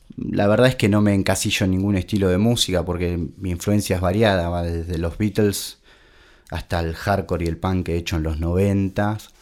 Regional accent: Claypole, Buenos Aires Province, Argentina; now in Pinamar, Argentina; soy de Claypole, zona sur del barrio de Norione

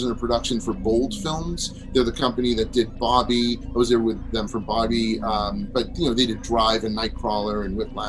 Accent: Boston, Massachusetts, United States; moved away as an adult; now in Burbank, United States; I grew up in the Boston area

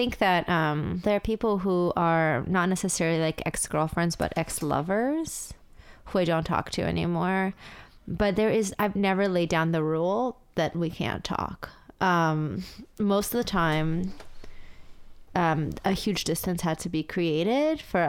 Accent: New York City, New York, United States; I grew up in the city, I went there as a teen, I read all my fucking radical texts there

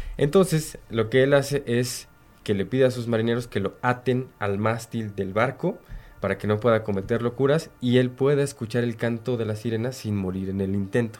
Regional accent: Hidalgo, Mexico; los que somos de Hidalgo

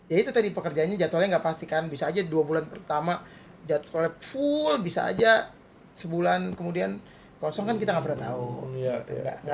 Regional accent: Brunei; mungkin karena gue orang Brunei kali ya

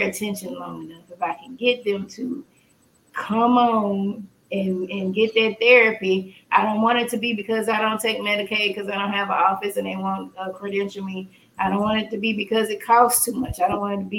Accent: Port Arthur, Texas, United States; I'm not from the hood. I'm from Port Arthur

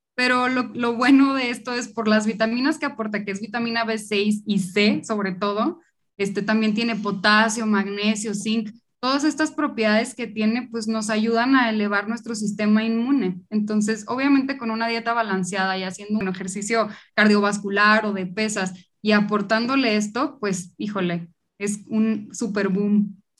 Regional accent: Monterrey, Nuevo León, Mexico; accent: regio; now in Mexico City, Mexico; Yo justo soy de Monterrey, por eso mi acento

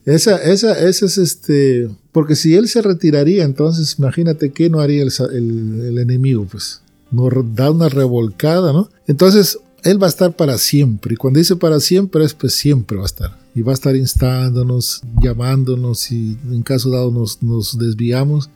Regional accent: Peru; moved away as an adult; also born or lived in New Orleans, Louisiana / Florida; now in United States; yo soy de Perú, pero radico aquí en Estados Unidos ya 23 años

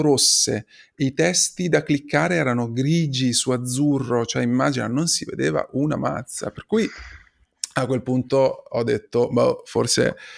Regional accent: Imola, Emilia-Romagna, Italy; io sono di Imola

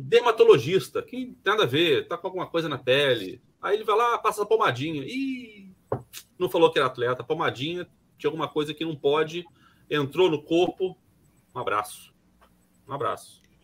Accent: Brazil; como brasileiro

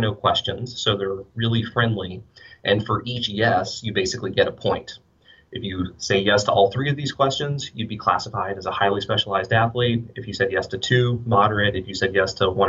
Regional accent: Western North Carolina, United States; now in Wisconsin, United States; I grew up in a small town in Western North Carolina

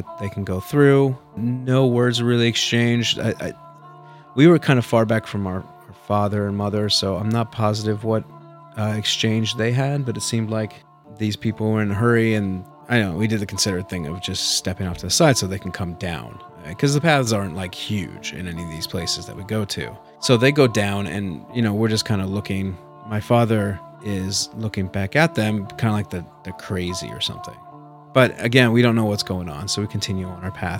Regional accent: Nebraska, United States; my family, when we grew up in Nebraska

